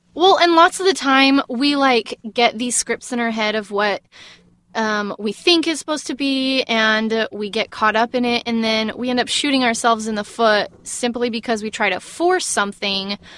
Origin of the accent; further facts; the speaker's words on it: Texas, United States; I'm from Texas